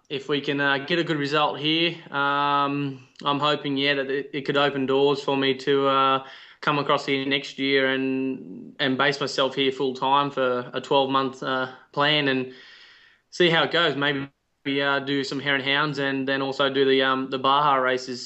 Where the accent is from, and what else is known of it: Australia; accent: Australian